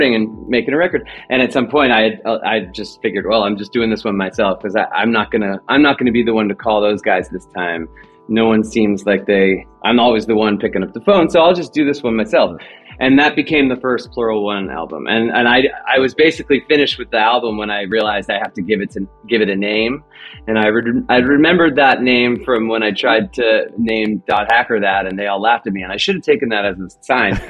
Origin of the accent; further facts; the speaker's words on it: Los Angeles, California, United States; the San Fernando Valley where I was from